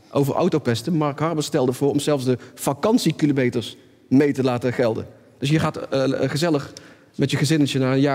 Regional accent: North Brabant, Netherlands; Ik kom zelf uit Brabant

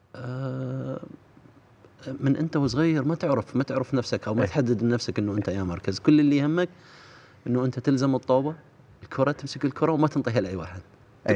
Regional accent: Iraq; احنا عندنا بالعراق

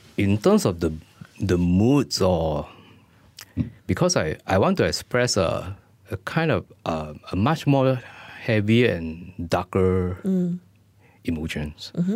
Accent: Malaysia; as a Malaysian artist

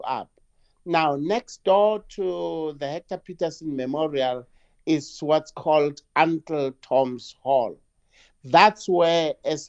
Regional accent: Lesotho; now in South Africa; as a little boy, I grew up in Lesotho for about 7 years.

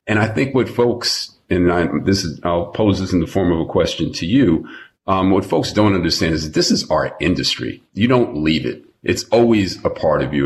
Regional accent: New York, United States; moved away as an adult; now in Los Angeles, United States; I've been living in LA for 30 years, born and raised in New York

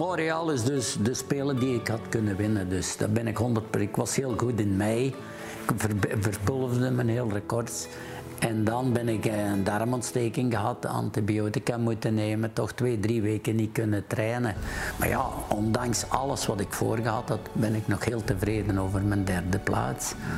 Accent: Borgloon, Flanders, Belgium; geboren in Borgloon

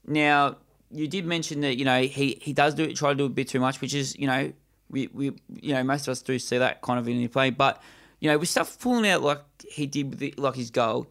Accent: Australia; most of our listeners are from Australia as well as us

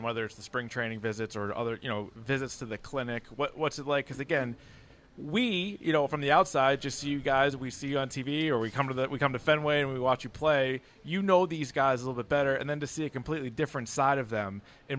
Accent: Australia; I'm coming from Australia. Not a lot of baseball going on.

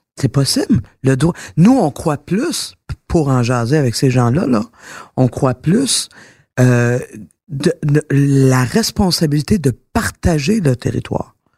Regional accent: Quebec, Canada; je suis fière d'être québécoise

